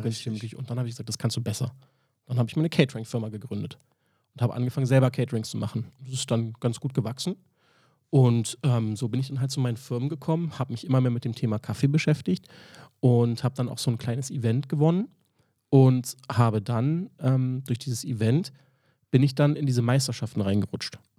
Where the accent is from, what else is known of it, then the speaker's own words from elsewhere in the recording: Berlin, Germany; ich bin in Charlottenburg groß geworden